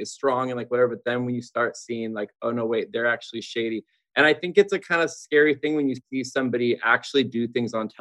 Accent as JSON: {"language": "English", "region": "Southern California", "country": "United States", "tie": "born or raised there", "also_born_or_lived": "Los Angeles", "moved": "as an adult", "lives_now": "Nashville, United States", "said": "I'm born and raised in Southern California."}